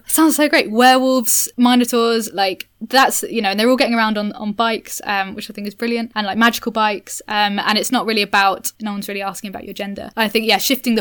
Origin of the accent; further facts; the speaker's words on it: Cambridge, East of England, United Kingdom; now in London, United Kingdom; I grew up in Cambridge